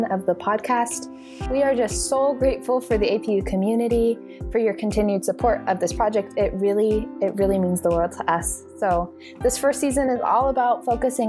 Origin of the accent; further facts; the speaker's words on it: Texas, United States; moved away as an adult; now in California, United States; I'm from Texas